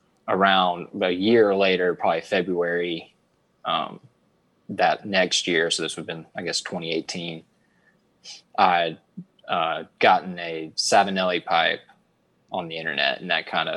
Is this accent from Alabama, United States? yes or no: yes; Alabama, United States; So I'm 23 years old. I'm from Alabama.